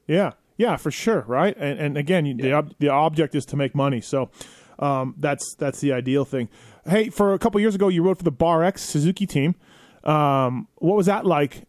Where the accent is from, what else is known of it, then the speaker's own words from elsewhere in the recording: Canada; now in United States; I'm Canadian